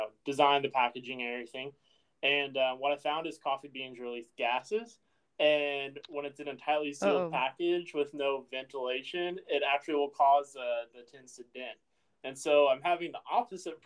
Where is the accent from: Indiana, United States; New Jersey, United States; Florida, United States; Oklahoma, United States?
Oklahoma, United States; growing up in Oklahoma